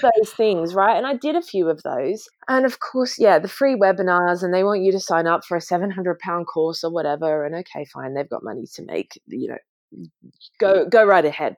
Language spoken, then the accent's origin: English; Sydney, New South Wales, Australia; now in London, United Kingdom; I grew up, you know, in a family business, you know, my parents ran and my dad still runs a successful plant nursery in Sydney